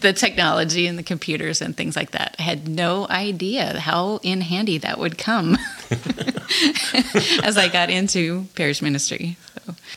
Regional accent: Montana, United States; moved away as an adult; also born or lived in Shelby, Montana / Colstrip, Montana / Great Falls, Montana / New Jersey; now in Belfield, United States; I am not from North Dakota. I grew up in Montana. Okay. Grew up in small towns around the state of Montana.

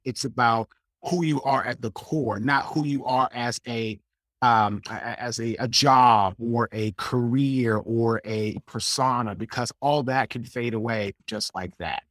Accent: Washington, District of Columbia, United States; I'm originally from Washington, D C, I, I went to Saint John's College High School

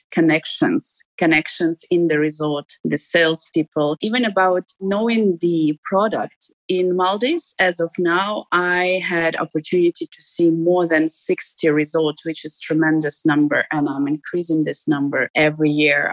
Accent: Ukraine; now in Dubai, United Arab Emirates; Since I live abroad and I don't live in my home country

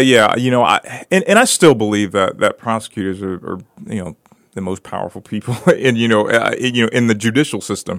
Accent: Brooksville, Florida, United States; I grew up in Brooksville

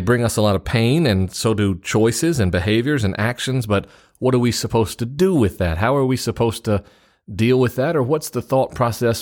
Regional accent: the South, United States; being a Southerner

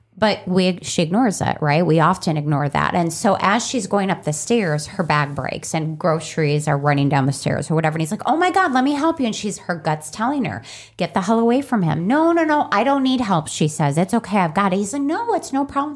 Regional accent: Chicago, Illinois, United States; growing up in Chicago

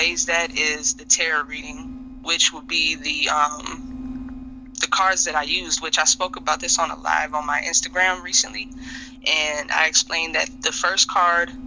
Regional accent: Kenosha, Wisconsin, United States; I grew up in Kenosha

